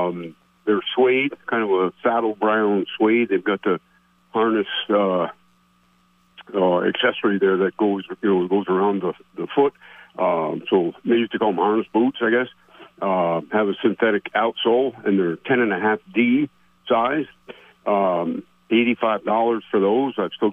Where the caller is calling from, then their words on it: Plattsburgh, New York, United States; calling from Plattsburgh again.